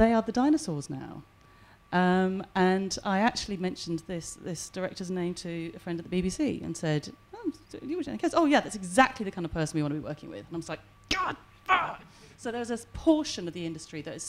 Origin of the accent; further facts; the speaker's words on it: England, United Kingdom; moved away as an adult; now in Wales; obviously I was born and brought up in England, but, you know, two Welsh parents moved back here